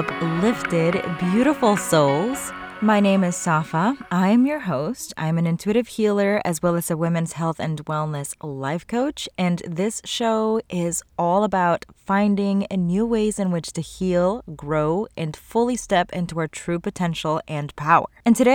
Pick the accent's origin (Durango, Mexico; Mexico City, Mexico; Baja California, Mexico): Mexico City, Mexico; I'm from Mexico.